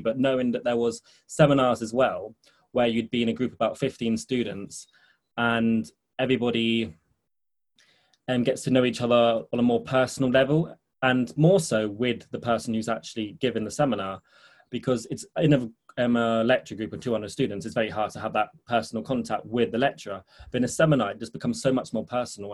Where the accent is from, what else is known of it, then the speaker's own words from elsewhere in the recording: Spain; moved away as an adult; now in London, United Kingdom; I grew up in Spain. I spent 14 years there before coming to London to study